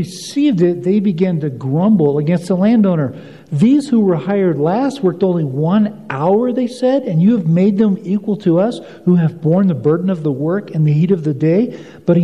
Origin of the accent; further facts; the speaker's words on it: United States; I'm an American.